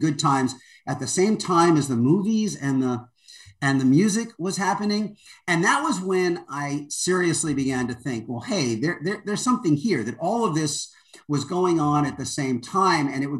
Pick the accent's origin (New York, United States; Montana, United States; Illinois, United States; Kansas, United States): New York, United States; moved away as an adult; also born or lived in Washington, D.C.; now in Los Angeles, United States; I grew up in New York, but as an adult, I've kind of spent my adult life bouncing between Washington mostly and then